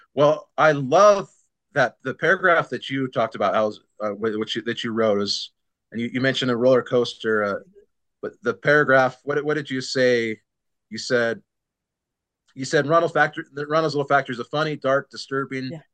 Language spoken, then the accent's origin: English; San Diego, California, United States; born or raised there